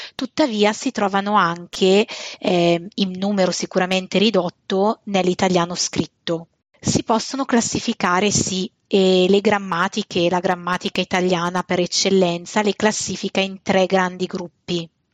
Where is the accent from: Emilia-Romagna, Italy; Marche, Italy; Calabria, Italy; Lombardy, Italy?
Lombardy, Italy; Bergamo; e noi bergamaschi condiamo effettivamente le frasi con questo pota